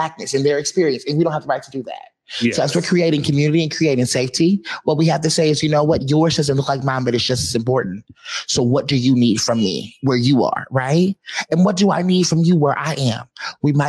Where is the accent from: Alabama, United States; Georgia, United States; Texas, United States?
Alabama, United States; Montgomery; moved away as an adult; now in Seattle, United States; I'm from Montgomery, Alabama. My mama's house is in a town called Wetumpka.